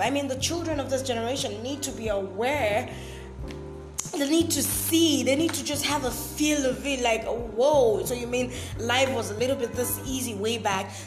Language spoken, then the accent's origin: English; Bakassi, Cross River, Nigeria; I'm from Cross River State. I'm a native of Bakassi local government area